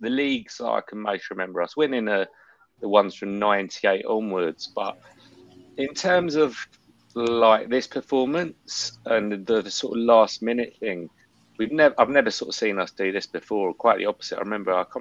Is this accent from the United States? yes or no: no; London, United Kingdom; now in Barcelona, Spain; I'm based in Barcelona, originally from North London